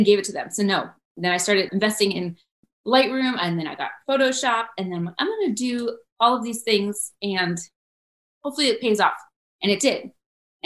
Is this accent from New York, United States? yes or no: no; Florida, United States; moved away as an adult; also born or lived in Charleston; I was from Florida. I went to high school there. My mom's there.